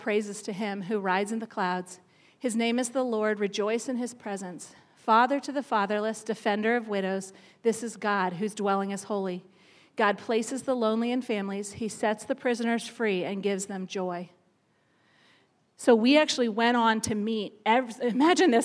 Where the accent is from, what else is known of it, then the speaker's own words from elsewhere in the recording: near Baltimore, Maryland, United States; I grew up in Maryland, right near Baltimore, and we lived on an acre of land that backed up to woods